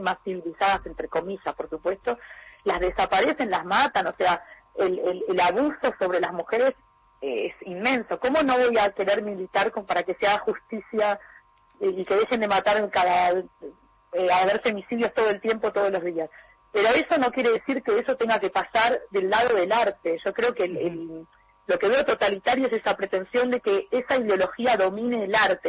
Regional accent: Argentina; now in Europe; soy argentina, soy latinoamericana, tengo eh, heredé todo de ahí, pero vivo en Europa

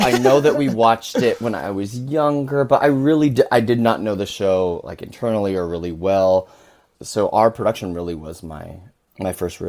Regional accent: California, United States; also born or lived in Seoul, South Korea; I'm Korean. I was born in Seoul, but I was adopted to California, grew up in a Caucasian family.

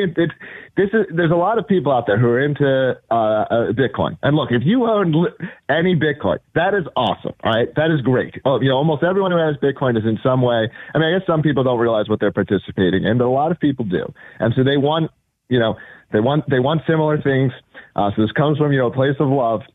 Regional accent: United States; as an American

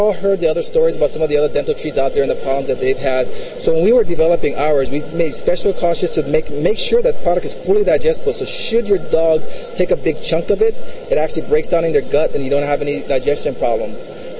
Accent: Hawaii, United States; We're from Hawaii. I know, don't I look like the typical Hawaiian guy?

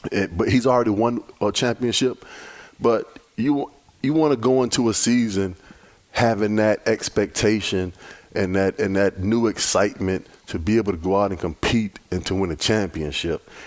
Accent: Virginia Beach, Virginia, United States; I grew up in Virginia Beach, Virginia.

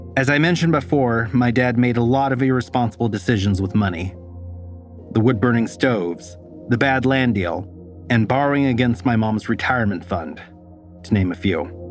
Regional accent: Stockton, California, United States; moved away; It's not far from the house where I grew up on Rose Street

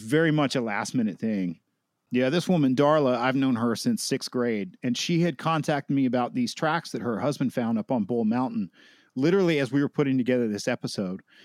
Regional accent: Helen, Georgia, United States; my hometown of Helen, Georgia

